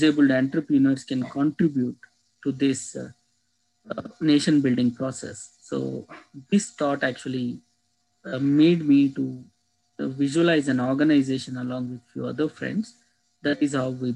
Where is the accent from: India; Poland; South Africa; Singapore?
India; I'm from India